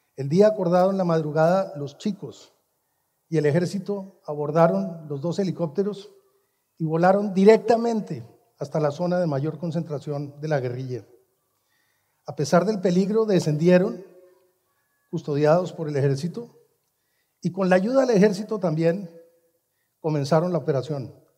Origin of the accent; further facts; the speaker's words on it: Colombia; mi país, Colombia